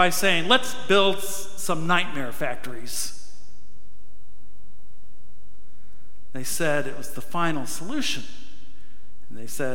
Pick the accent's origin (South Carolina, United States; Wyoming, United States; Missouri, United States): Missouri, United States; Farmington; moved away; When I was a kid, growing up in Farmington, Missouri